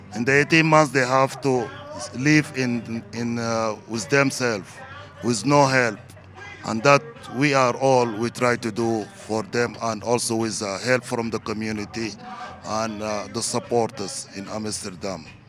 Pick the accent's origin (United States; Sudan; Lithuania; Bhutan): Sudan; now in Netherlands; I live in Holland. I come uh, from Sudan